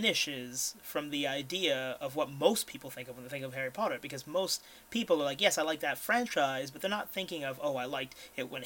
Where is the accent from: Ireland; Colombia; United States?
Ireland; as an Irishman